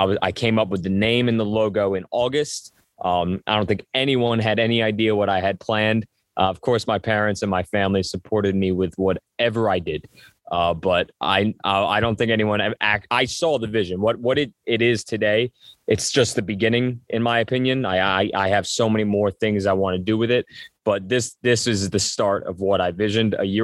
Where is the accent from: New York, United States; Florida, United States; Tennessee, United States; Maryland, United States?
New York, United States; Hopewell Junction; I grew up actually in a town called Hopewell Junction, New York, which is about 10 minutes from Poughkeepsie